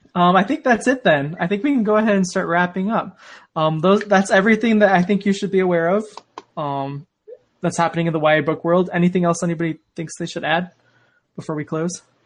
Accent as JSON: {"language": "English", "region": "Arizona", "country": "United States", "moved": "as an adult", "lives_now": "Utah, United States", "said": "I'm from Arizona. I'm still new to this whole snow cold thing. I'm living in Utah now"}